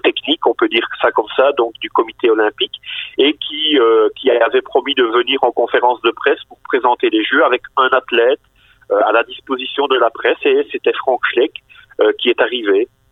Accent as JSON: {"language": "French", "town": "Bastogne", "region": "Wallonia", "country": "Belgium", "tie": "born or raised there", "said": "je suis originaire de Bastogne."}